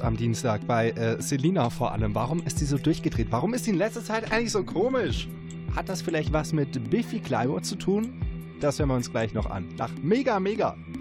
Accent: Baden-Württemberg, Germany; also born or lived in Siegerland; now in Siegen, Germany; ich komme aus Baden-Württemberg

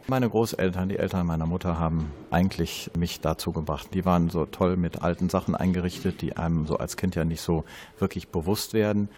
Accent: Krefeld, North Rhine-Westphalia, Germany; Zudem komme ich aus diesem Viertel. Ich bin gebürtiger Krefelder in der dritten Generation

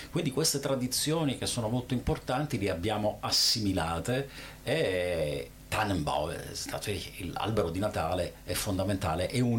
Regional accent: Italy; Ich bin Italiener, meine Frau ist Deutsche

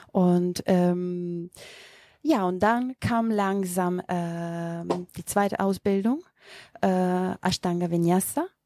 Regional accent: North Macedonia; first language Macedonian; German is a second language; Übersetzt aus dem äh, Mazedonischen. Das ist meine Muttersprache.

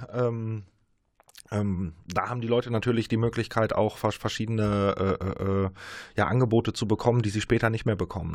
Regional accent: Münster and surrounding area, North Rhine-Westphalia, Germany; wir kommen alle hier aus Münster und aus der Umgebung, aus der Region.

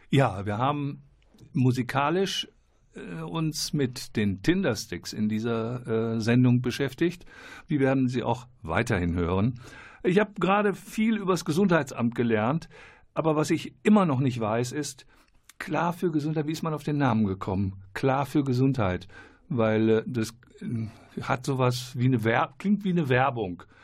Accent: Moldova; Ich komme aus Moldawien.

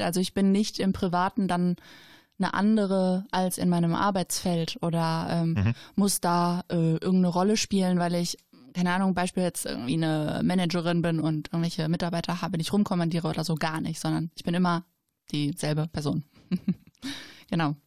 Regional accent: Schwelm, North Rhine-Westphalia, Germany; also born or lived in Gevelsberg / Ennepetal; ich bin ein Kind des Ennepe-Ruhr-Kreises, äh, hier geboren, aufgewachsen, immer noch wohnend

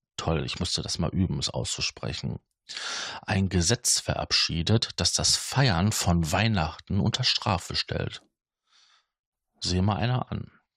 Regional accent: Ruhr area, North Rhine-Westphalia, Germany; bei uns im Ruhrgebiet

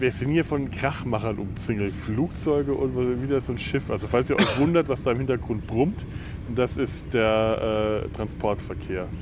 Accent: Werneck, Bavaria, Germany; Ja, da wo ich herkomme

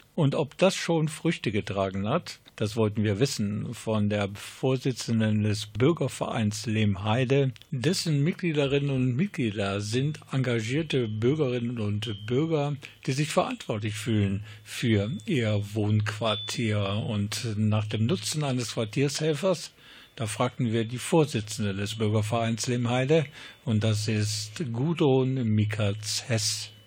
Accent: Krefeld, North Rhine-Westphalia, Germany; ich komme ebenfalls aus Krefelds Südbezug

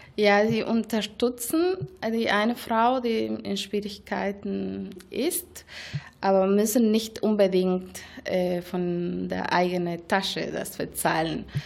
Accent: Argentina; German is a second language; moved away as an adult; now in Germany; Ich komme aus Argentinien und habe dort bei einer Mikrofinanzinstitution ProMujer Argentinien äh, ungefähr vier Jahre gearbeitet

